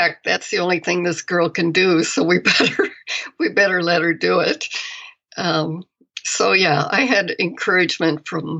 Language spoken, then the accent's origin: English; Ames, Iowa, United States; I grew up in Iowa. Okay. In a college town.